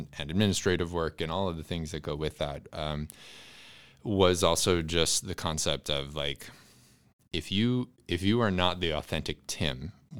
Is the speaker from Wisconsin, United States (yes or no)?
yes; Wisconsin, United States; Yeah, I grew up right at the intersection of rural and urban Wisconsin.